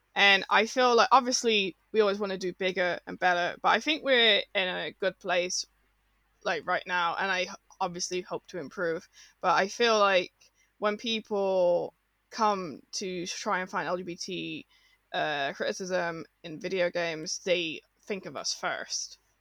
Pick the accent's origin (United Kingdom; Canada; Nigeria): United Kingdom; Birmingham, West Midlands; Robin knew I was from Birmingham